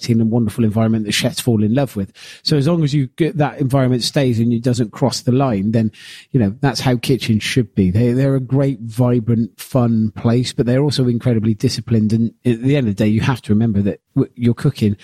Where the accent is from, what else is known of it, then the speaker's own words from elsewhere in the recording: Gloucester, South West England, United Kingdom; I'm a bloke from Gloucester that cooks